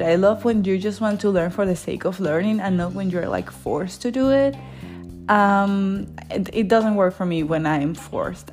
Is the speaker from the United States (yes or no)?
no; Venezuela; moved away as an adult; now in Germany; I am from Venezuela, and I live here in Germany